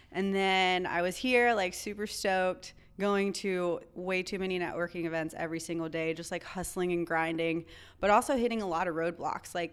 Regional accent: North Carolina, United States; also born or lived in Chicago, Illinois; I was born in Chicago, Illinois, grew up in North Carolina, kind of been a gypsy my entire life.

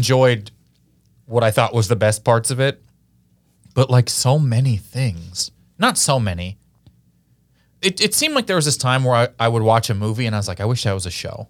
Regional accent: Kansas City, Missouri, United States; Missouri, where I'm from, and I'm from Kansas City

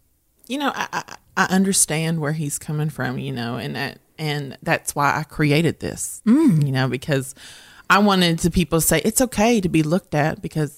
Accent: Morehead, Kentucky, United States; I am from Moorhead, Kentucky.

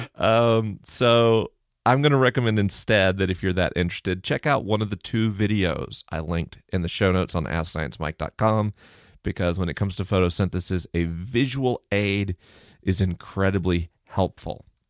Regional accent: Tallahassee, Florida, United States; I grew up in Tallahassee, Florida.

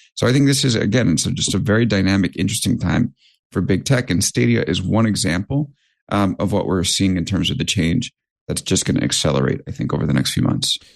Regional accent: New York, United States; I'm a New Yorker

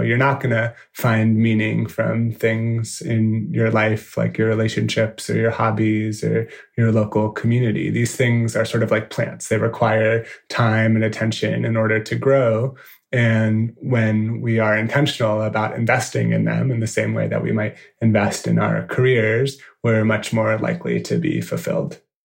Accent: San Francisco, California, United States; moved away as an adult; also born or lived in New York; a design agency based uh, in San Francisco in my hometown

